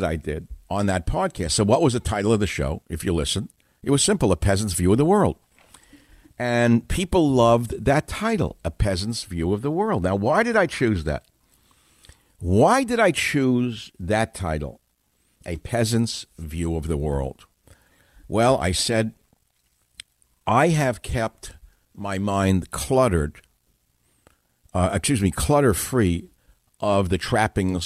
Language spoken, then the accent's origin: English; United States; I grew up in America in a lower middle class home